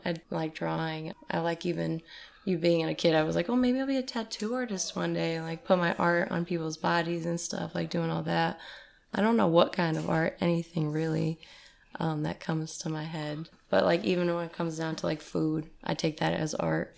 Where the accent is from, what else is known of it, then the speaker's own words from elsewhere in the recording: East Side, New York, United States; now in Detroit, United States; I'm from, uh, the New York and East Side